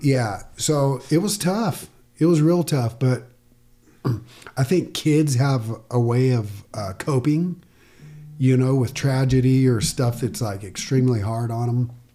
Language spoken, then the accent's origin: English; Yucca Valley, California, United States; I grew up younger, Yucca Valley